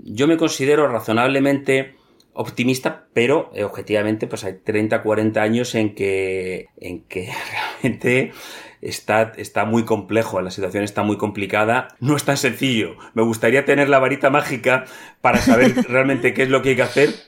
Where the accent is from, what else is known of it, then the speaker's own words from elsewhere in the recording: Madrid, Community of Madrid, Spain; moved away as an adult; also born or lived in Greenland / Reykjavik; Yo nací en Madrid, en una familia totalmente urbana.